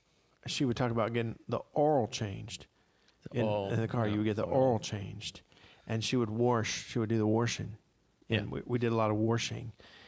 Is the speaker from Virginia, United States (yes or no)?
yes; Virginia, United States; accent: Piedmont; moved away; also born or lived in Indiana; Where I grew up in Virginia, we had the, you know, that Piedmont dialect, you know, that very old Southern, you know, generally gentrified, you know, money accent. So that's what I grew up thinking was a Southern accent.